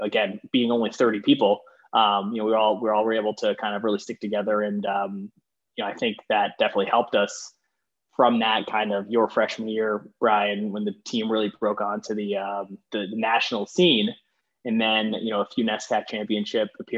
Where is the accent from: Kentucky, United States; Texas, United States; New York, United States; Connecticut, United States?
Connecticut, United States; Darien; I grew up in Connecticut, in Darien, Connecticut